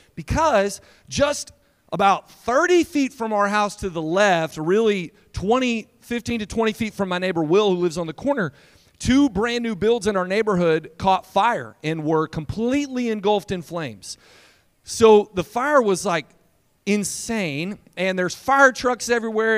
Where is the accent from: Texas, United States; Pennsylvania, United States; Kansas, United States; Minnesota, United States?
Texas, United States; Lindale; now in San Antonio, United States; I'm from Lindale